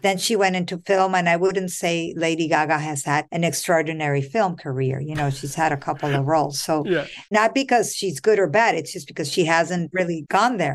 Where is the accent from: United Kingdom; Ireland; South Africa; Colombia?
Colombia; now in United States; I'm not from the US US. I'm born and raised in Colombia.